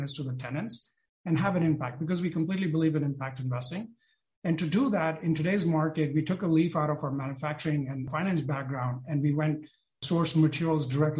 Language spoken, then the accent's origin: English; India; moved away as an adult; also born or lived in Detroit / San Francisco Bay Area; now in San Francisco, United States; I was born and brought up in India